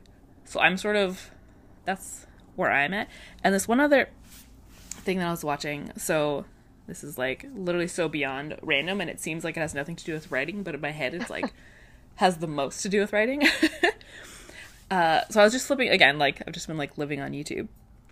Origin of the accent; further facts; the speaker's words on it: Canada; Again, this is me being super Canadian.